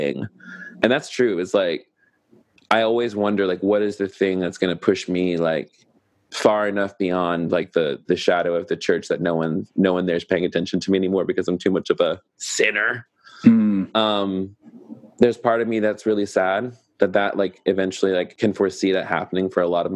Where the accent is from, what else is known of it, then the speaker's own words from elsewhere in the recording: the South, United States; accent: Southern; my Southern accent